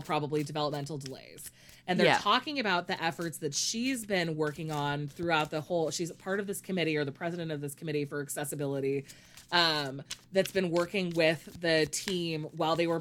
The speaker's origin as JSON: {"language": "English", "country": "United States", "said": "I'm obviously American"}